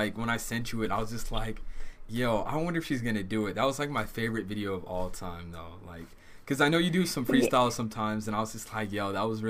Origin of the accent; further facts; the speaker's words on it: Southern California, United States; I'm 22. I live in California, Southern California, and yeah, so I've been living there my whole life. I'm African American